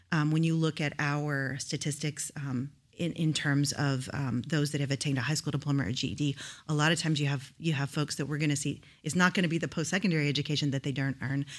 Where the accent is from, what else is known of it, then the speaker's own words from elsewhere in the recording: Houston, Texas, United States; moved away as an adult; now in Rio Grande Valley, United States; I grew up in Houston, Houston, Texas, but I moved to the Rio Grande Valley when I was about twenty-three